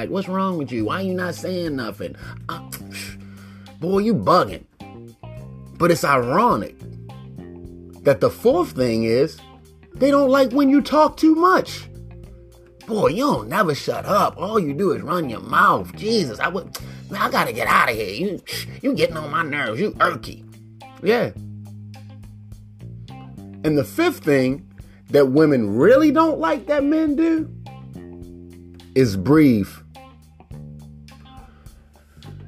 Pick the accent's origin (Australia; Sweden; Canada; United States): United States; Baltimore, Maryland; I'm from Baltimore, Maryland